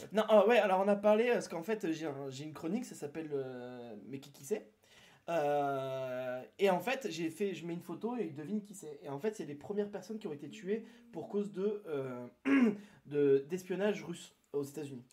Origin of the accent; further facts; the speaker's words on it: near Toulouse, Occitania, France; je suis né à côté, moi je suis né plus à Toulouse